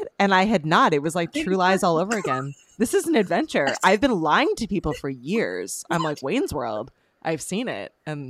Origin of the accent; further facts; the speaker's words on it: Canada; we're Canadian.